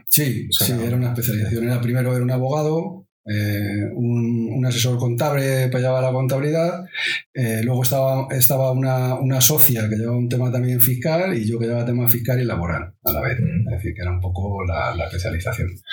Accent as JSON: {"language": "Spanish", "town": "Madrid", "region": "Community of Madrid", "country": "Spain", "said": "somos de Carabanchel, vamos, somos de Carabanchel casi todos los que trabajamos aquí"}